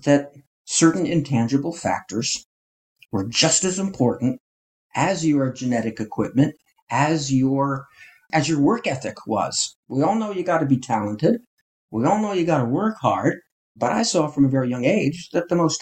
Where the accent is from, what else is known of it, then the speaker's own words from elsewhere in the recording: northern New Jersey, United States; I grew up in northern New Jersey in a suburb